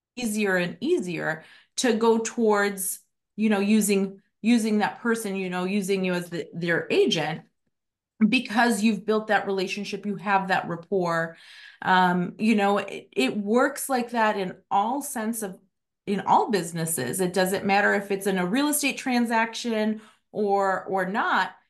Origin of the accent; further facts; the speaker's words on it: Chicago, Illinois, United States; now in Arizona, United States; I'm from Chicago, I haven't lived there in twenty-one years